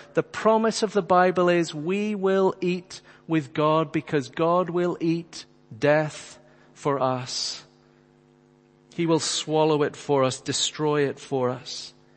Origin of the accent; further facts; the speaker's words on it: Northern Ireland, United Kingdom; friends who I grew up with in Northern Ireland